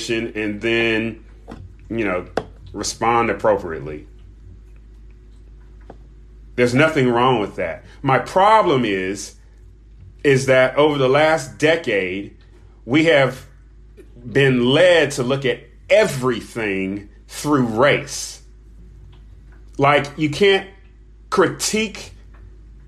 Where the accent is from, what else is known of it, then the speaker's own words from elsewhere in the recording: United States; I'm speaking as an American citizen